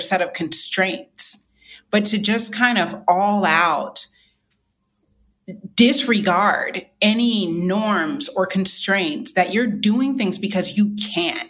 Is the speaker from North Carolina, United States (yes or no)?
yes; North Carolina, United States; my home state, North Carolina